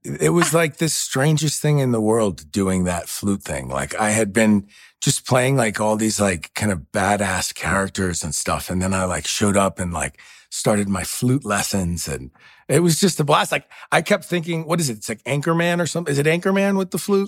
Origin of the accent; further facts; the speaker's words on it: New York City, New York, United States; moved away; I grew up very tight, you know, uh, two-bedroom apartment in New York